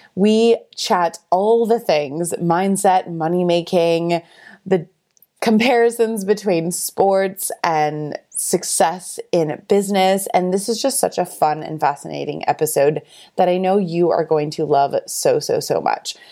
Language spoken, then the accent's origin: English; Canada; now in Australia; we're both originally from Canada